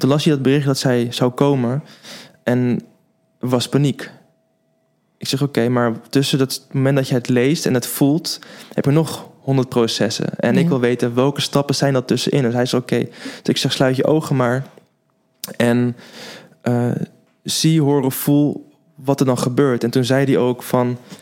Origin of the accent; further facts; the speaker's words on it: Den Helder, North Holland, Netherlands; moved away as an adult; also born or lived in Zwolle; now in Haarlem, Netherlands; woon in Haarlem, maar ik ben opgegroeid in Den Helder